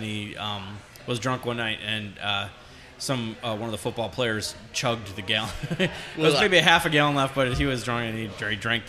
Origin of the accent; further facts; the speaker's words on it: Illinois, United States; born there; I was born in Illinois.